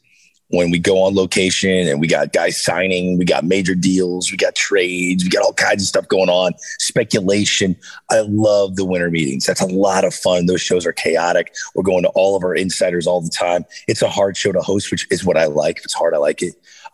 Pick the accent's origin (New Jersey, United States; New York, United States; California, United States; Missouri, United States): Missouri, United States; St. Louis; I got to cover the World Series in 2011 in my hometown of St. Louis, and to witness that, I'll never forget it.